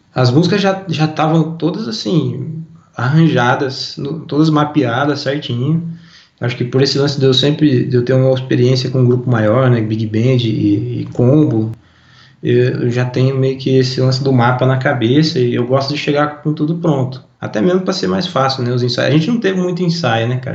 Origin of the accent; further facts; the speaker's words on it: Brazil; a gente é brasileiro